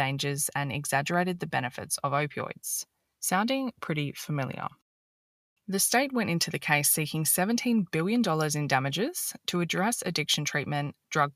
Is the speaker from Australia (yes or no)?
yes; Australia; As an Australian